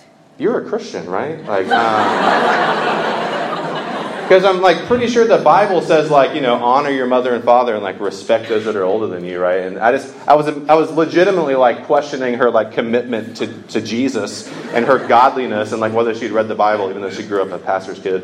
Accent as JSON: {"language": "English", "region": "Georgia", "country": "United States", "said": "I am from the state of Georgia. I'm from the South"}